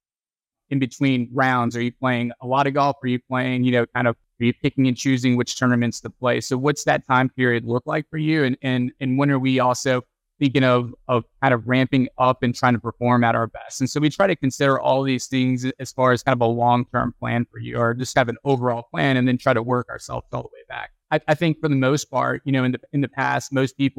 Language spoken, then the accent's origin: English; Texas, United States; moved away as an adult; now in North Carolina, United States; I grew up in Texas, and Texas, if you don't play football, something's wrong with you